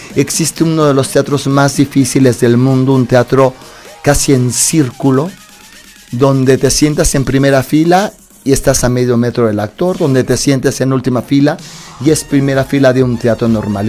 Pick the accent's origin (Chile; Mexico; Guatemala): Mexico; also born or lived in Mexico City / Mexican provinces; yo recuerdo que muy chavito vine a México, aunque nací aquí en México, viví mucho tiempo en provincia